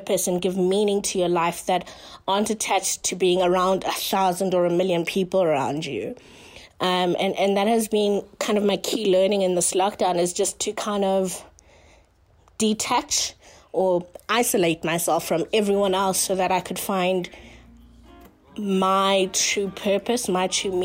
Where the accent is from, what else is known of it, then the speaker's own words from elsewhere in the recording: Johannesburg, Gauteng, South Africa; I come from Joburg, South Africa